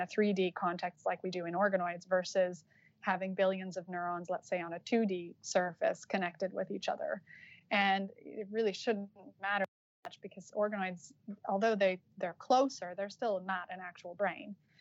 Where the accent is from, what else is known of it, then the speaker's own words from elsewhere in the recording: Utah, United States; moved away as an adult; also born or lived in Los Angeles, United States; now in Cambridge, United Kingdom; I'm from Utah, so it's like as American as you can get